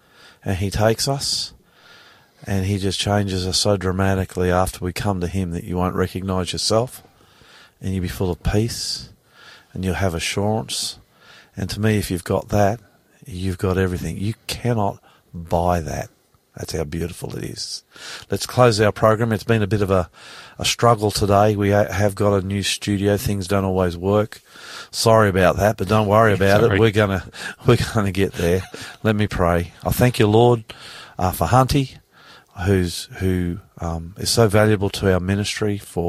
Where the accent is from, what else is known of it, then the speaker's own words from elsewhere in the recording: Australia; I'm the …, and I love you.